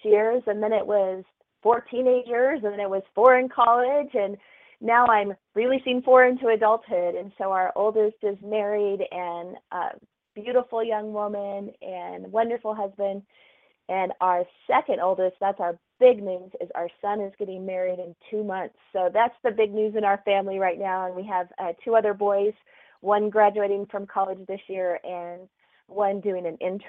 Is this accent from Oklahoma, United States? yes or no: yes; Oklahoma, United States; moved away; I grew up in Oklahoma.